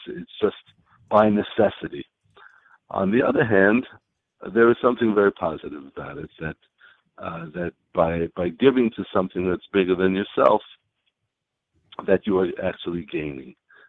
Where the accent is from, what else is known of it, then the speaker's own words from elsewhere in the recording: United States; There is a path, as I told you before, I grew up in the United States.